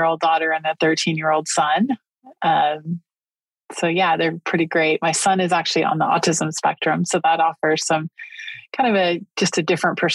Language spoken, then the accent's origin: English; Northern California, United States; moved away as an adult; also born or lived in Japan; now in San Diego, United States; I grew up in Northern California